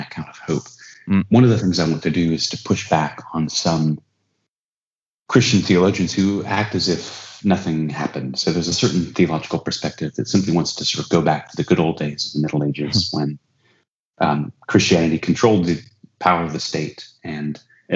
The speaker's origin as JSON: {"language": "English", "country": "United States", "said": "as an American"}